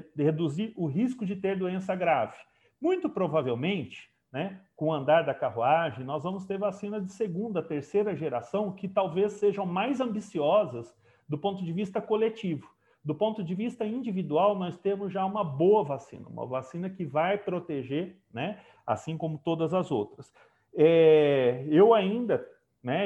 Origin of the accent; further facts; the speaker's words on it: Brazil; enquanto brasileiro, enquanto né, parte aqui do, do Estado de São Paulo